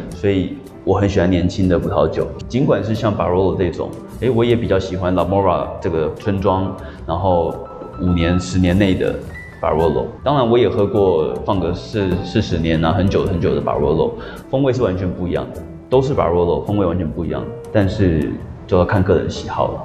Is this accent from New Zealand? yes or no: yes; New Zealand; moved away as an adult; now in Taiwan; 小时候在纽西兰长大